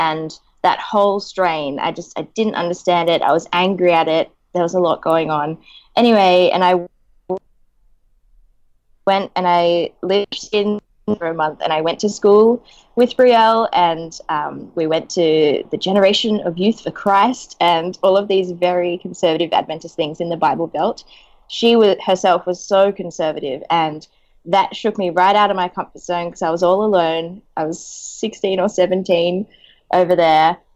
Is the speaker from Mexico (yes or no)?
no; Australia; the church that I grew up in Australia was a split church